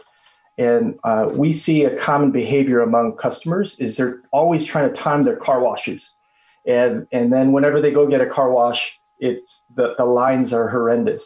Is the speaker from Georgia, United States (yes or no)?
no; Chicago, Illinois, United States; I'm Chicago born and raised, son to Korean immigrant parents.